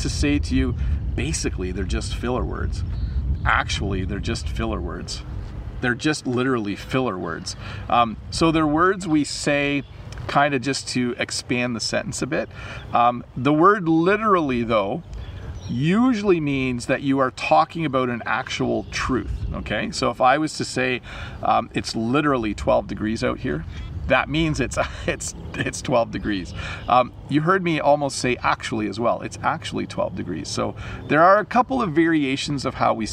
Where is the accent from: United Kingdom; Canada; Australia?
Canada; also born or lived in southern Ontario, near Niagara Falls; I'm Canadian.